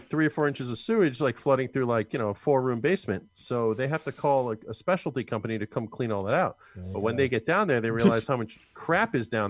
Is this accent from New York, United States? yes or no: yes; Long Island, New York, United States; moved away; I grew up in Long Island, and my parents still live there with my brother.